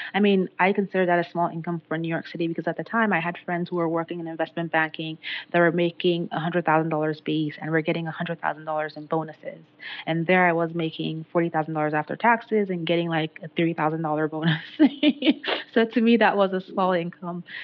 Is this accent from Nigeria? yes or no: yes; Nigeria; moved away as an adult; I'm originally from Nigeria